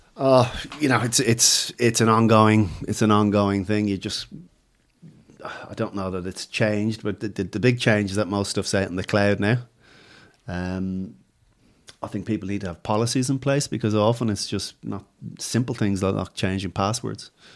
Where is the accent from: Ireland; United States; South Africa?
Ireland; now in Australia; I'm going from Ireland